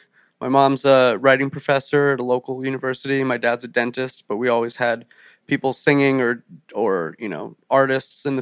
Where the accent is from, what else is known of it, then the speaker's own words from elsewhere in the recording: Rumson, New Jersey, United States; I grew up 5 minutes from the beach, a little town called Rumson